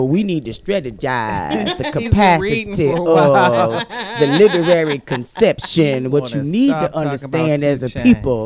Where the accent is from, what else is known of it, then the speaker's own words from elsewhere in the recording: Pittsburgh, Pennsylvania, United States; accent: Pittsburgh; I have to break my accent because of radio.